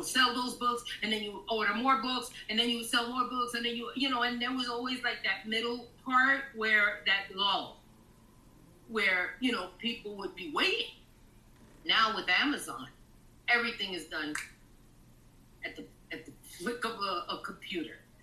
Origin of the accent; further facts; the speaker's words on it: New York City, New York, United States; also born or lived in Florida; I'm from Taft Projects in, in East Harlem